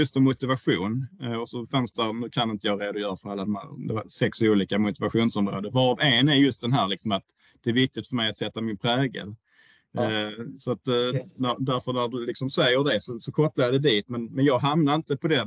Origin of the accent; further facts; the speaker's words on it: Höllviken, Skåne, Sweden; also born or lived in Florida; jag är uppväxt i Höllviken